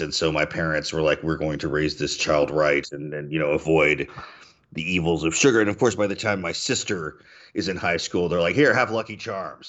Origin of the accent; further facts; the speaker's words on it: Mississippi, United States; we eat a lot of rice in Mississippi too